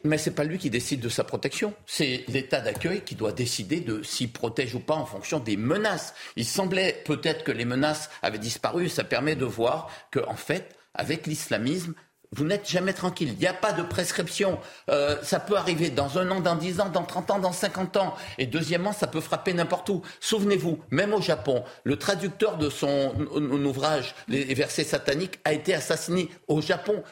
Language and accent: French; Guadeloupe; je suis d'origine libanaise, je suis guadeloupéen à 100%